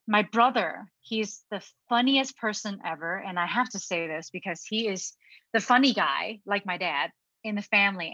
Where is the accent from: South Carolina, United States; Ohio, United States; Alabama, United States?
Ohio, United States; English is a second language; also born or lived in Hong Kong; my family immigrated to the United States in Ohio when I was 10 years old with my younger brother, who is uh, six years younger than me